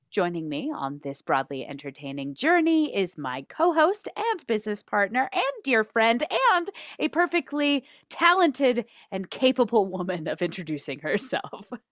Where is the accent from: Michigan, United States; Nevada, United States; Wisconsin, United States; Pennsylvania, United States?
Nevada, United States; Reno; also born or lived in Manteca, California; I grew up in Reno, Nevada, though I did spend the first eight-ish years of my life in Manteca, California